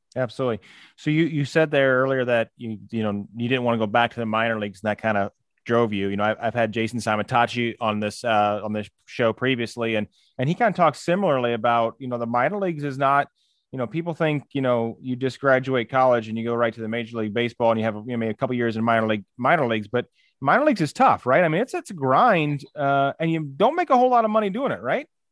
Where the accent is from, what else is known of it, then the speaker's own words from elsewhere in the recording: St. Louis, Missouri, United States; I grew up here in Saint Louis